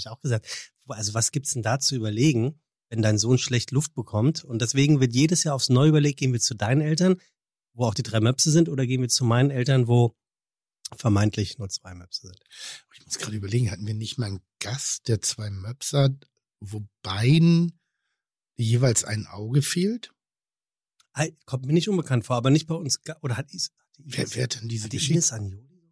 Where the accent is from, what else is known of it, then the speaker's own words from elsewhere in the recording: Germany; Wir sind Deutsche